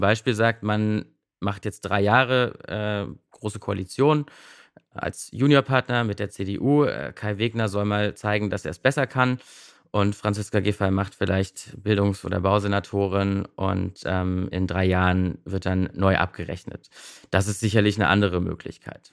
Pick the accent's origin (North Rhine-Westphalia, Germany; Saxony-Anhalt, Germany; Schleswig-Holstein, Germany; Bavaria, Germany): Saxony-Anhalt, Germany; Magdeburg; now in Berlin, Germany; ich komme ja aus Magdeburg und wir hatten ja nichts. Ne? Also äh, kurz nach der Wende quasi, äh, da konnte man maximal im Unterricht einschlafen